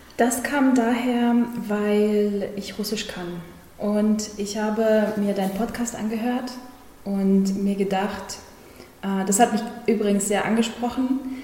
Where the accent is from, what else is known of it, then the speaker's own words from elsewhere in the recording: Germany; also born or lived in Kazakhstan; ich in Kasachstan geboren wurde. Also, ich bin keine gebürtige Deutsche, aber ich bin mit acht Jahren nach Deutschland gekommen